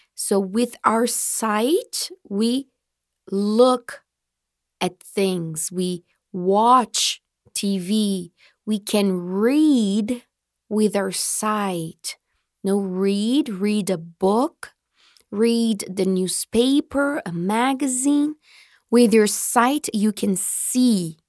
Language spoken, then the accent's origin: English; Marília, São Paulo, Brazil; I was born in Marília. I was raised. I grew up in Marília. Okay? So Marília is my hometown